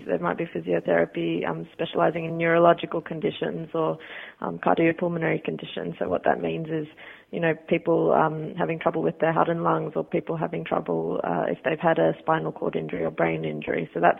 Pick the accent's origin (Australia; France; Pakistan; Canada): Australia; Sydney, New South Wales; now in England, United Kingdom; That's correct, yeah. Born and bred in Australia, yep.